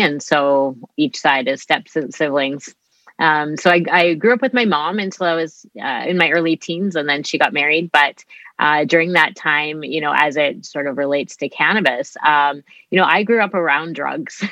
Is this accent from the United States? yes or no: no; Winnipeg, Manitoba, Canada; I grew up here in Winnipeg.